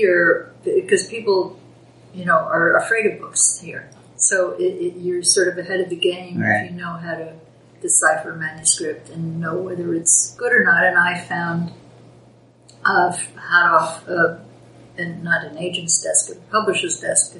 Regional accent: New York, United States; moved away; I had a New York career. I'm from New York

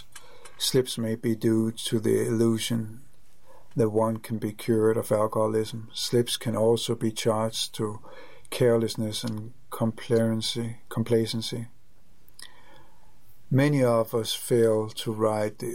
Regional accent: Copenhagen, Capital Region of Denmark, Denmark; moved away; I am from Copenhagen, Denmark. Or Denmark, Copenhagen

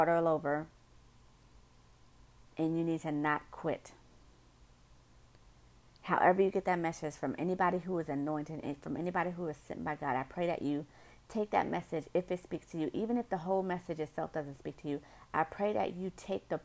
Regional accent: New York City, New York, United States; accent: northerner; I'm from New York City. And, you know, us northerners, you know, we say things different

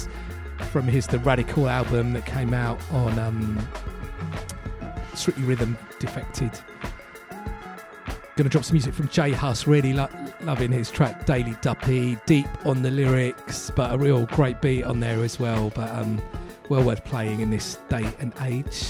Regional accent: London, United Kingdom; a little Asian kid growing up in East London

